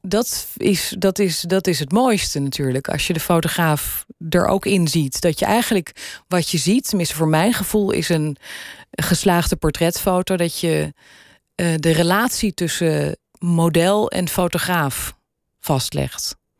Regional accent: Weesp, North Holland, Netherlands; accent: Gooi; also born or lived in Amsterdam; ik ben geboren in Amsterdam. Daar heb ik eerst een paar jaar van mijn leven gewoond. En toen is mijn vader huisarts geworden in Weesp. En daar heb ik mijn, eh, mijn jeugd doorgebracht.

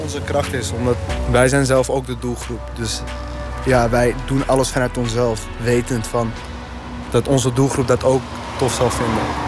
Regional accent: Netherlands; ik ben geboren en getogen hier

